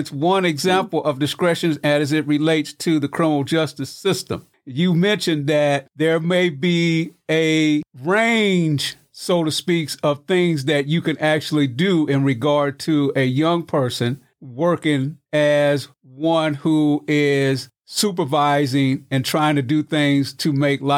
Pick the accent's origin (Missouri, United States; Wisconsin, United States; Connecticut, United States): Missouri, United States; moved away; That's my home state, too. Yeah, the show me state